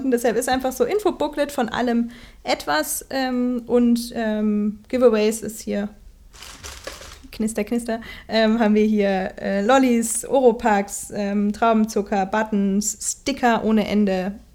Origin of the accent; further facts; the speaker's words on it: Erlangen, Bavaria, Germany; now in Würzburg, Germany; weil ich ja ursprünglich auch aus Erlangen komme und jetzt eben in Würzburg, also wir sind Mainzer und Standort Würzburg, ähm, in Würzburg arbeite